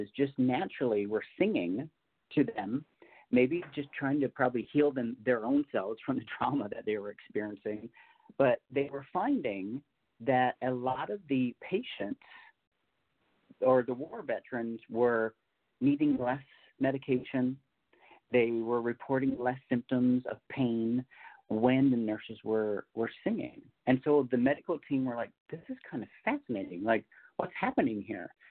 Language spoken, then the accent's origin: English; Newfoundland and Labrador, Canada; moved away; I'm actually a Canadian native. I was born and raised in Newfoundland, so on the East Coast in Canada